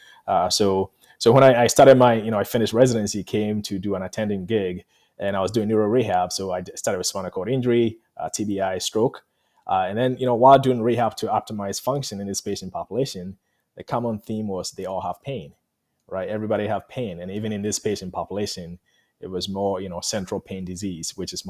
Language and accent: English; Ghana; moved away; I'm from Ghana